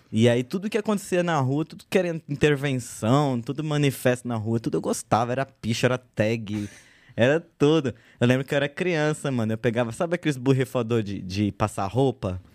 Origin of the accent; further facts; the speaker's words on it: São Paulo, Brazil; also born or lived in Uberlândia; Eu sou da Zona Norte, falando da, da galera da Zona Norte. Zona pá, Norte. Falei, não, é. sou da Zona Norte. Cresci na região ali da divisa com Guarulhos, fundão do Tucuruvi.